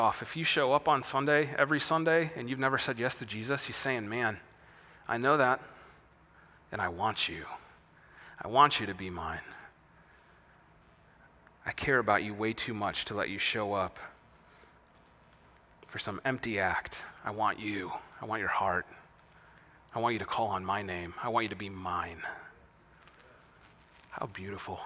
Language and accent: English; Wisconsin, United States; I'm from Wisconsin, where bucks play basketball and badgers play football